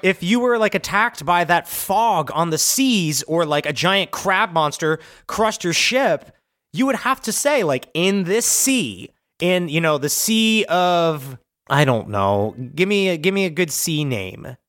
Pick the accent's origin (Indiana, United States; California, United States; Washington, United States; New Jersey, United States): New Jersey, United States; moved away; we're from Jersey